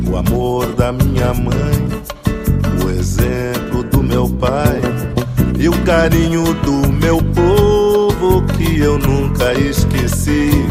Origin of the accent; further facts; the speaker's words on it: Jundiaí, São Paulo, Brazil; Nós somos de Jundiaí, sou de Jundiaí, interior de São Paulo, fica a duas horas daqui de Santos.